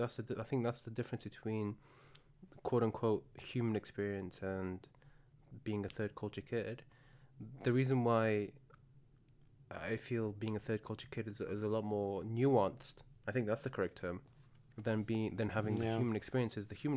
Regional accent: United Kingdom; The difference being in the UK, we are both British.

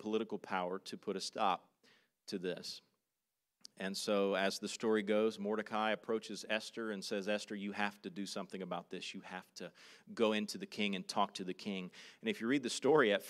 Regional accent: South Carolina, United States; moved away as an adult; now in Manila, Philippines; I grew up in South Carolina.

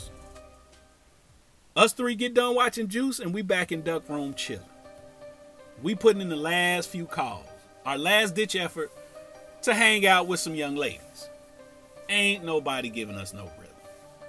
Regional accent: Cincinnati, Ohio, United States; We grew up in the Fair Apartments together in the same court.

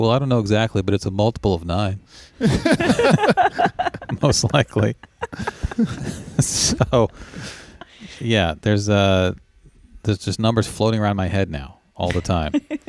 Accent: Tennessee, United States; I grew up in Tennessee, and we learned these in middle school.

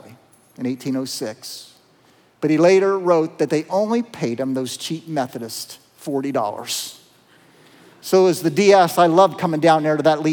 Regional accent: Appalachia, Southeast Ohio, United States; accent: twang; moved away; I'm from Southeast Ohio. You can kind of tell the twang in my voice. You know, I'm from Appalachia.

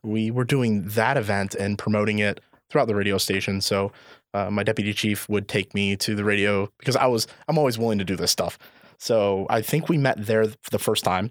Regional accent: Indiana, United States; now in Illinois, United States; I'm actually from Indiana

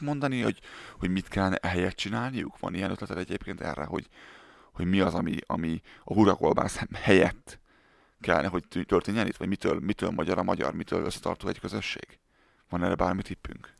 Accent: Hungary; moved away; én Budapest mellett egy, ö, városban nőttem fel

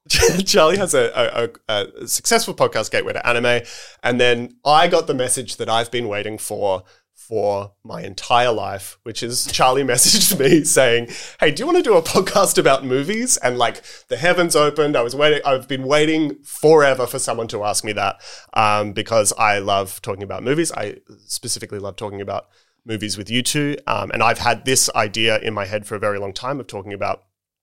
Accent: Australia; because we're Australian

